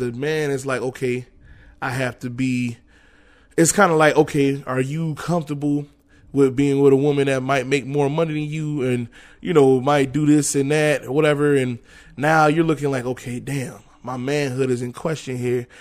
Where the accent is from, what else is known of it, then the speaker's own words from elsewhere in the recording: New York, United States; moved away as an adult; also born or lived in Florida; I'm coming from New York